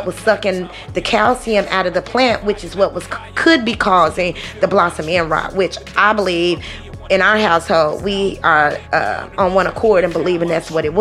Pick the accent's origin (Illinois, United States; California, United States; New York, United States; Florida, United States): Illinois, United States; Chicago; now in Southern United States, United States; I was born and brought up in Illinois, in Chicago, okay? We live in the South now.